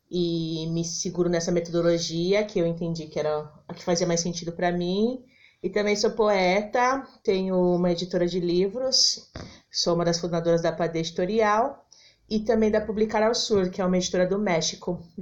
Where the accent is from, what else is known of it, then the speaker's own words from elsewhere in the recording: São Paulo, Brazil; eu nasci em São Paulo mesmo, sempre morei aqui em São Paulo. A princípio na Penha, Zona Leste, e agora eu moro na República, no centro.